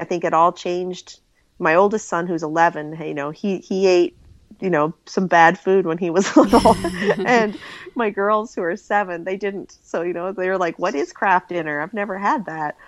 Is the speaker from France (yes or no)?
no; Newfoundland and Labrador, Canada; now in Halifax, Canada; I grew up in Newfoundland